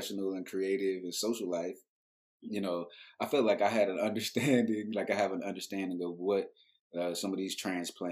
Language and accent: English; Dallas, Texas, United States; also born or lived in Atlanta, Georgia / Baltimore / New York City; because I was raised here and I was exposed to so much art and culture